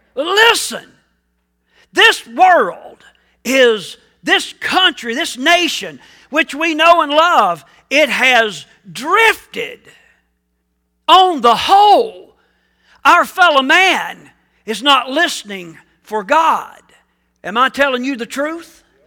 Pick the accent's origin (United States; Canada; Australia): United States; also born or lived in Ridgeway, Virginia; I love being an American